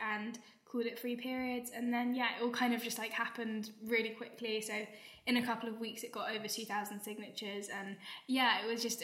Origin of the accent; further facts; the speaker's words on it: London, United Kingdom; I'm a student from North London